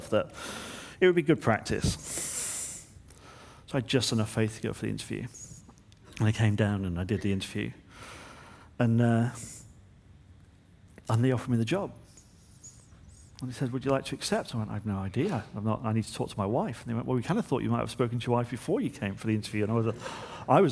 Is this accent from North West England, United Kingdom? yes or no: yes; Manchester, North West England, United Kingdom; moved away as an adult; I was from Manchester